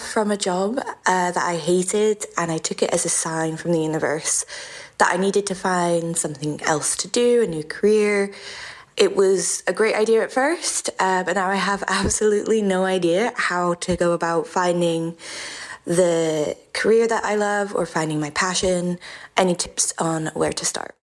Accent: Edinburgh, Scotland, United Kingdom; I'm from Edinburgh, Scotland

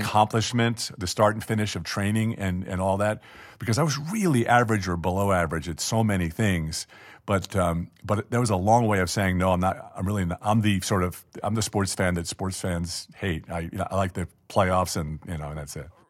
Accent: Garden City, New York, United States; now in Los Angeles, United States; Garden City, where I grew up

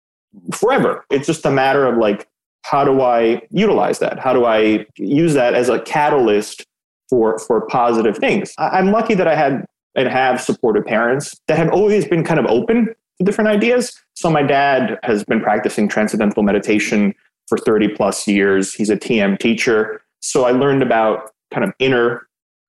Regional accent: Belgrade, Serbia; now in United States; I was born in Yugoslavia, in Belgrade, which is now Serbia

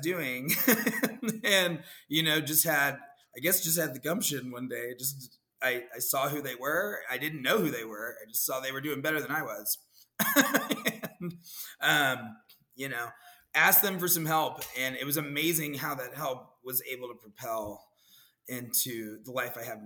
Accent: Dallas, Texas, United States; moved away as an adult; also born or lived in Austin, Texas / San Francisco, California; now in Orlando, United States; I had moved from Dallas. You know, I'm from Dallas.

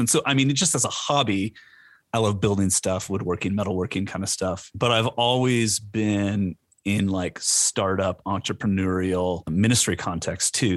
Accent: Orange County, California, United States; moved away; also born or lived in Edinburgh, Scotland; I born and raised in Orange County

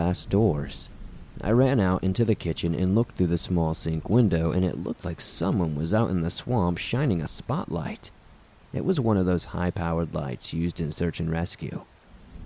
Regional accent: the South, United States; Growing up in the South

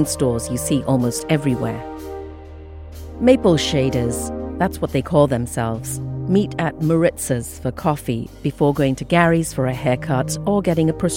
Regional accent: India; also born or lived in England; now in Boston, United States; I'm an immigrant to this country. I grew up in India and England, and now I live in Boston.

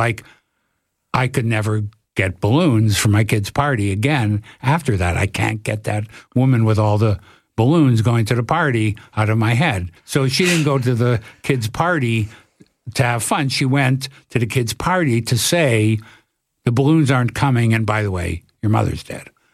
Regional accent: Toronto, Ontario, Canada; I'm from Toronto.

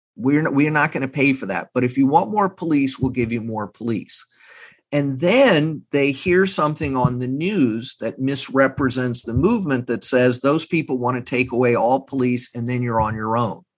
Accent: Texas, United States; moved away; I'm from Texas. I have family not far from Uvalde

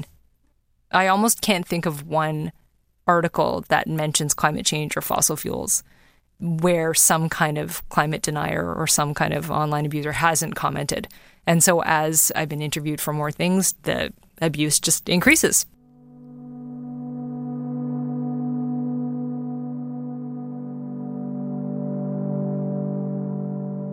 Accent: Toronto, Ontario, Canada; now in British Columbia, Canada; I was born in Toronto and I love living in this country.

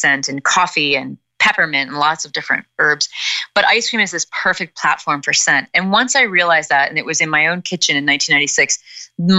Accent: Midwest, United States; I'm a woman from the Midwest in America

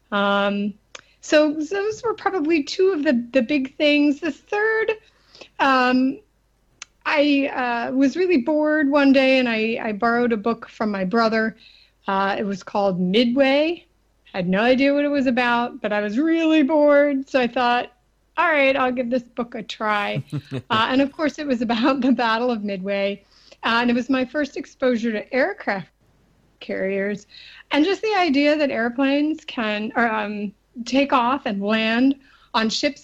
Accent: just outside of Philadelphia, Pennsylvania, United States; as a child, I grew up just outside of Philadelphia, Pennsylvania

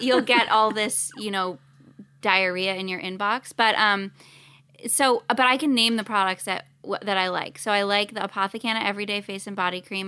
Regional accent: Canada; now in Los Angeles, United States; I'm Canadian

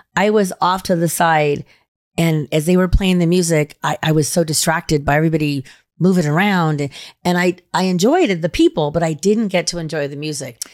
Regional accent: Reno, Nevada, United States; my hometown

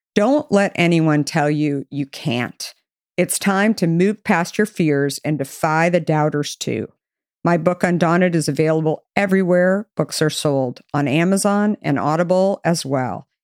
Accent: Arizona, United States; I grew up in Arizona

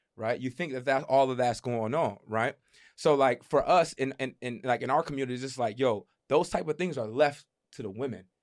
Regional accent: United States; as black men growing up in America

